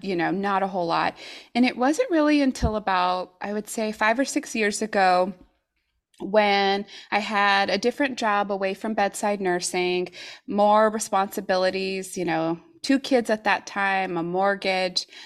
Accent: New Mexico, United States; moved away as an adult; also born or lived in Oregon; now in Tigard, United States; we're originally from New Mexico, but we've been here in Oregon for, uh, gosh, it's been about thirteen years.

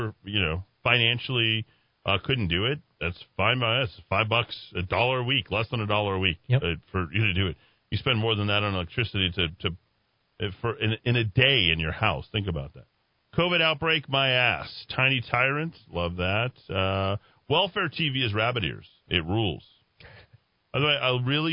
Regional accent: Albuquerque, New Mexico, United States; when I was growing up in Taylor Ranch

